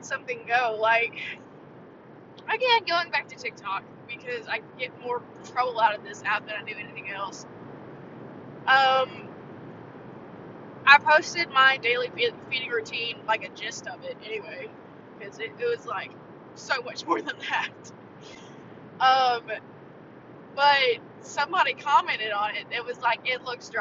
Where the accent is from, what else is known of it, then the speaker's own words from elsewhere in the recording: the South, United States; growing up in the South